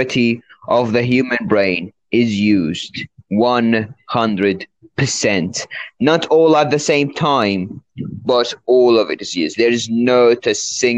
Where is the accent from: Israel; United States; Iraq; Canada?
Iraq; accent: London; I'm actually from Iraq.